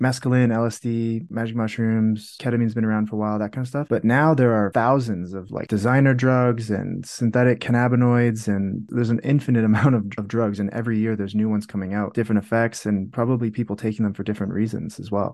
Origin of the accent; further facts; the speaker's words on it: Canada; I'm in Canada as well. Actually, I'm Canadian. I'm in Calgary at the moment.